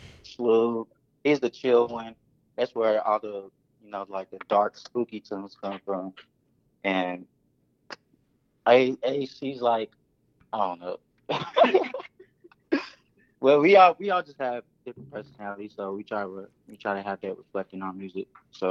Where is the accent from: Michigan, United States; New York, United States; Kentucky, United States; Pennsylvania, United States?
Kentucky, United States; Louisville; All of us at the Keys was born and raised in Louisville.